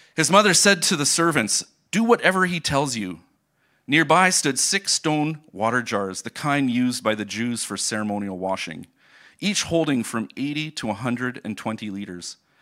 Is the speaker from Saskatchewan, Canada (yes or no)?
no; Port Rowan, Ontario, Canada; moved away as an adult; now in Germany; I grew up in Port Rowan, just an, uh, twenty minutes from here